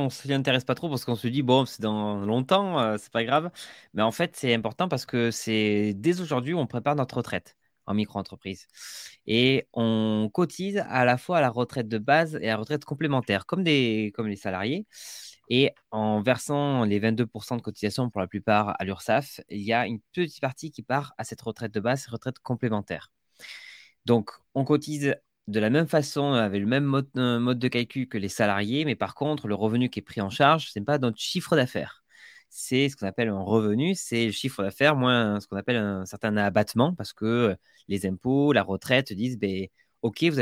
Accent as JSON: {"language": "French", "town": "Agen", "region": "Nouvelle-Aquitaine", "country": "France", "accent": "southern", "said": "je suis d'Agen, entre Bordeaux et Toulouse."}